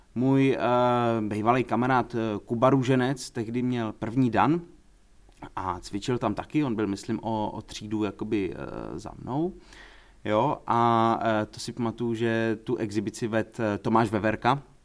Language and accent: Czech; Prague, Czechia; jako Pražák